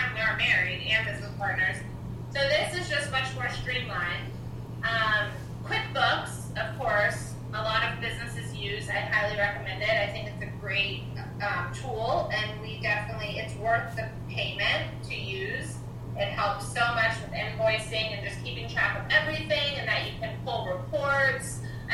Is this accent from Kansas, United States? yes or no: no; Louisiana, United States; I'm a Cajun, and we have Venezuelan, which pretty much just means we like to party.